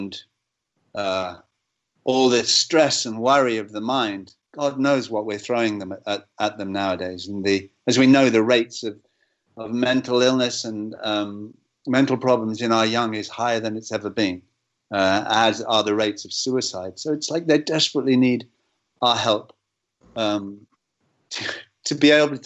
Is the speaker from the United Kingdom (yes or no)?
yes; England, United Kingdom; as an Englishman